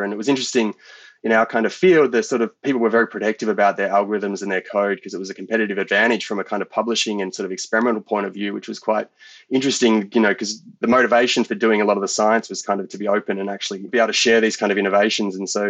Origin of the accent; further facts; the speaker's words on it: Australia; I was growing up in the Australian country